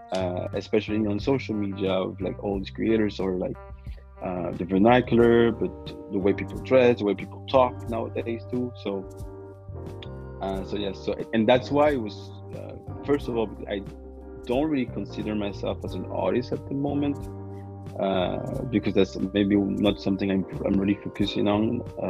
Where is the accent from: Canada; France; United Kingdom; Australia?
France; French West Indies; And I'm from the West Indies, you know. And in the West Indies, in the French West Indies, they have a saying, like, nom c'est chien, which basically like means men are dogs.